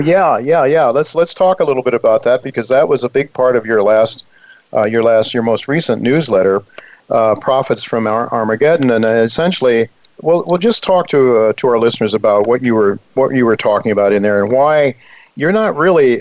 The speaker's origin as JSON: {"language": "English", "town": "Dalton", "region": "Ohio", "country": "United States", "tie": "born or raised there", "moved": "yes", "lives_now": "New York City, United States", "said": "when I was a young kid growing up in Dalton, Ohio"}